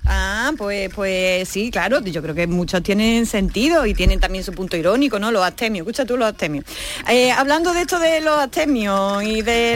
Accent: Andalusia, Spain; accent: Andalusian; los andaluces y contra nuestro acento

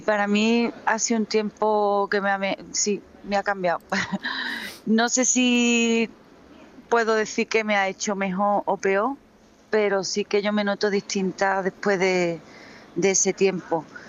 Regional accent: Jimena de la Frontera, Andalusia, Spain; now in Seville, Spain; Jimena de la Frontera, que es mi pueblo

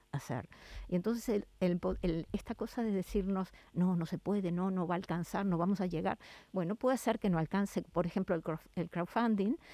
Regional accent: La Pampa, Argentina; moved away as an adult; now in Seville, Spain; mi ciudad de origen, de, Argentina de La Pampa

